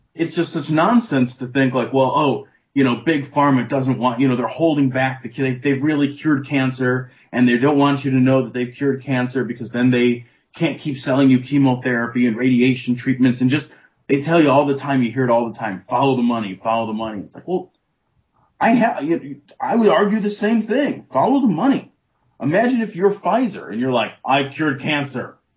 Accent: United States; as an American

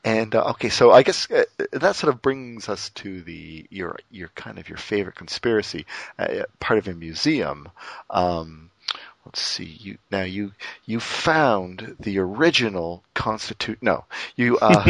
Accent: Canada; Now I'm Canadian.

